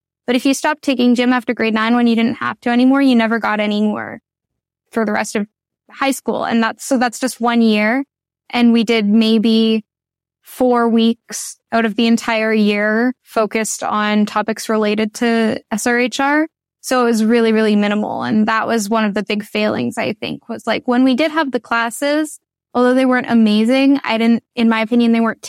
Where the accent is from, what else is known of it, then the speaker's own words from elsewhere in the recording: Ottawa, Ontario, Canada; I grew up in Ottawa